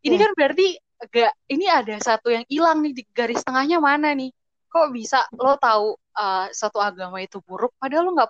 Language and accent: Indonesian; Kupang, East Nusa Tenggara, Indonesia; kayak mereka tuh nggak tahu gitu misalnya gue padahal gue dari Kupang tapi mereka uh, nyapa gue dengan bahasa itu gitu padahal yang yang sebenarnya itu bukan domisili gue sebenarnya gitu